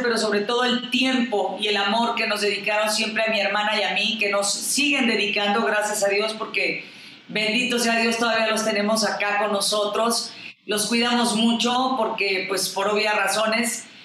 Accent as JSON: {"language": "Spanish", "country": "Mexico", "said": "nuestro México y que me siento orgullosamente mexicana"}